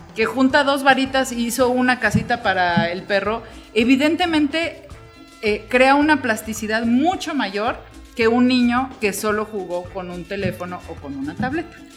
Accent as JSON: {"language": "Spanish", "country": "Mexico"}